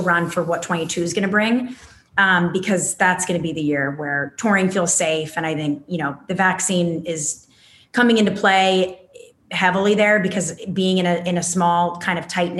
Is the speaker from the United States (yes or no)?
yes; California, United States; being born and bred in California